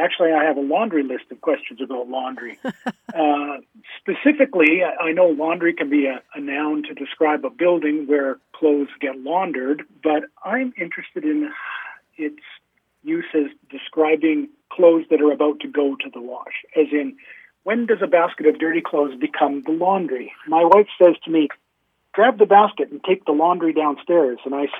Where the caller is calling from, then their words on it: Calgary, Alberta, Canada; I'm calling you from Calgary, Alberta, Canada.